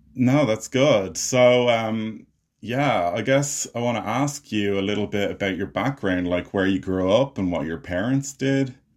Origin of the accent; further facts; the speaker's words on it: Ireland; I'm an Irish filmmaker and actor